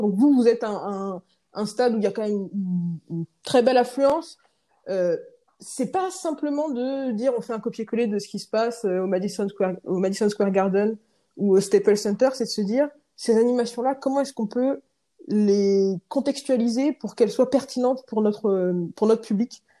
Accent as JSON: {"language": "French", "town": "Rennes", "region": "Brittany", "country": "France", "moved": "yes", "lives_now": "Paris, France", "said": "j'habite à Paris, je viens de Rennes."}